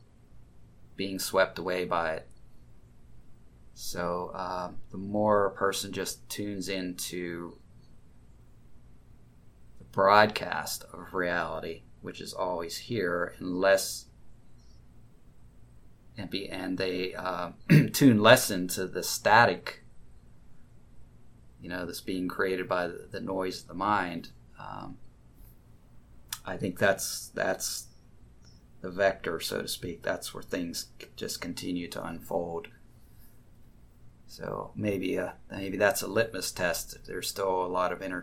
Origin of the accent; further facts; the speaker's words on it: United States; I grew up in the United States